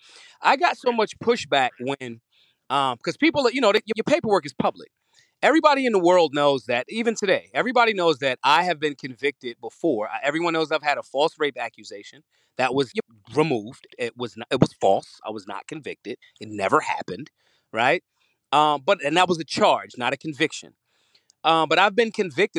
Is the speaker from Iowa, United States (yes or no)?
no; Philadelphia, Pennsylvania, United States; I'm from Philly.